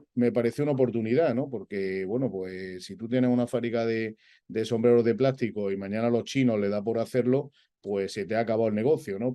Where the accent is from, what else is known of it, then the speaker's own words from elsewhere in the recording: Granada, Andalusia, Spain; also born or lived in Madrid; yo me considero granadino a todos los efectos porque me he desarrollado allí tanto, tanto personal como profesionalmente.